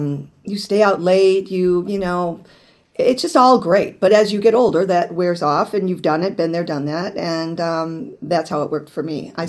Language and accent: English; Grand Rapids, Michigan, United States; I was born and raised in Grand Rapids, and I have an older brother and a younger brother.